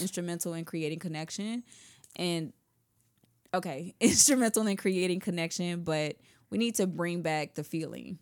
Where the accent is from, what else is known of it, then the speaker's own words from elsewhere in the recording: Houston, Texas, United States; I'm from the South, the real South Texas